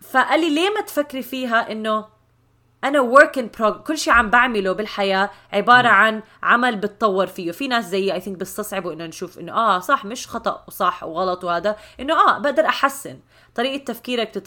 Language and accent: Arabic; Syria; انا سوري